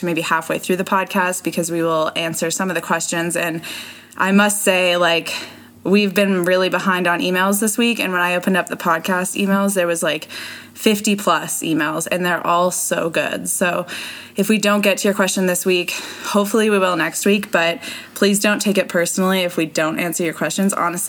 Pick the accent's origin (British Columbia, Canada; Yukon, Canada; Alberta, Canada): Alberta, Canada; Edmonton; Edmonton is my hometown